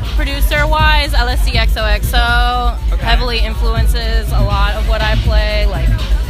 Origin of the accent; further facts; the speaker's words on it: Orlando, Florida, United States; now in Atlanta, United States; I'm from Orlando, so I grew up around a lot of, like, house, dance, and, like, club and bass music